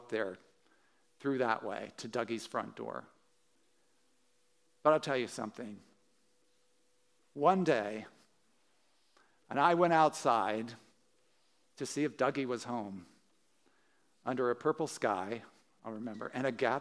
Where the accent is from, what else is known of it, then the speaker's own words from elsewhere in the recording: Wilmington, Delaware, United States; I was growing up in Holiday Hills, which is, a suburb outside of Wilmington, Delaware